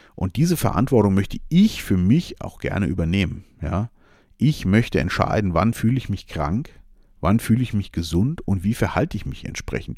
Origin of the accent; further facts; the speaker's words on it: Germany; ich bin ja hier in Deutschland sehr äh, geboren und lebe hier sehr gerne